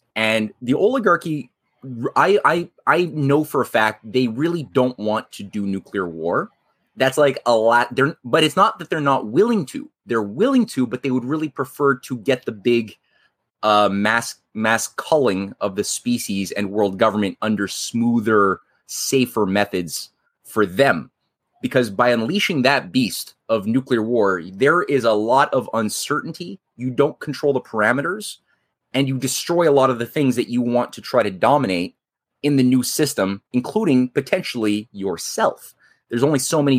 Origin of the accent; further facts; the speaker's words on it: Canada; we had our own CSA in Canada